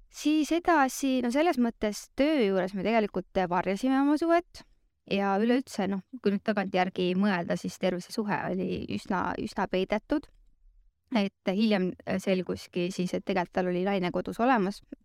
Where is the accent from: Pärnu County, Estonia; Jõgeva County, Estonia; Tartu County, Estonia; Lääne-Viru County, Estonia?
Lääne-Viru County, Estonia; Rakvere; now in Tallinn, Estonia; ma olen ise Rakverest pärit, elan Tallinnas